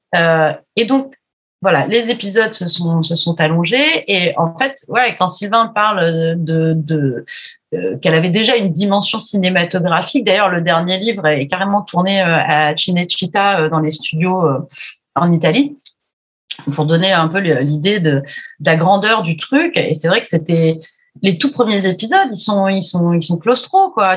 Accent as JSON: {"language": "French", "area": "Charente", "region": "Nouvelle-Aquitaine", "country": "France", "said": "moi je suis de Charente donc on parle pas comme ça"}